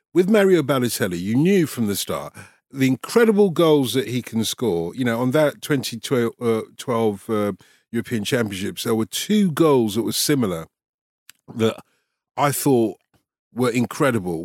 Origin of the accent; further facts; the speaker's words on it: London, United Kingdom; accent: Cockney; I'm a Cockney, essentially, a North London Cockney.